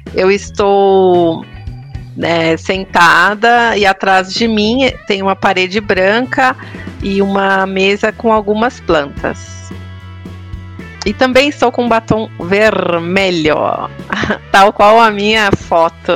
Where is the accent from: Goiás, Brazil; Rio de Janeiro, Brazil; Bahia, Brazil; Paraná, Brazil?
Bahia, Brazil; interior of; Eu com esse sotaque, oxente